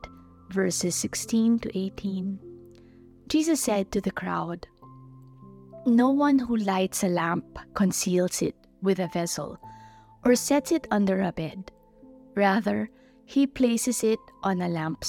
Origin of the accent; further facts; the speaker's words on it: Philippines; I'm from the Philippines.